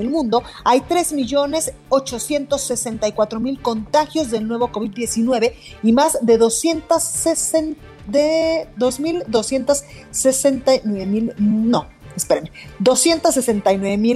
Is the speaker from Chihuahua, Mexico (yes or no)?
no; Guadalajara, Jalisco, Mexico; now in Mexico City, Mexico; en Guadalajara, Jalisco, en mi tierra, en La Perla, Tapatía